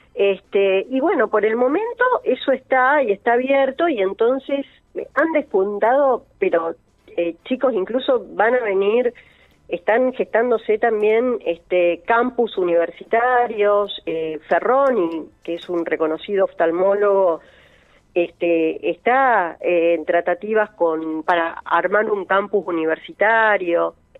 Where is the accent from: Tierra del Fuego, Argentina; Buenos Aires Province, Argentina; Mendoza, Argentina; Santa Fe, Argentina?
Santa Fe, Argentina; Rosario; now in Funes, Argentina; cuando a mí me preguntan de dónde soy, yo digo de Rosario